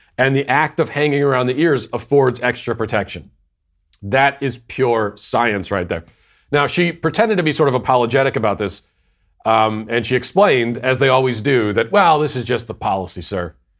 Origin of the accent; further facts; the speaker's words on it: Virginia, United States; also born or lived in Tennessee; my home state of Virginia back to my old stomping grounds of Tennessee